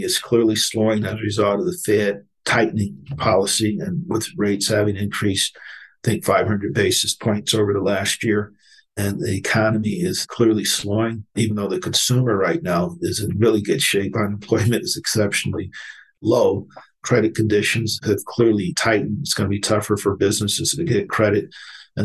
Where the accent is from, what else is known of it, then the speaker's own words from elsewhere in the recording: Akron, Ohio, United States; since I'm from Cleveland, I'm from Akron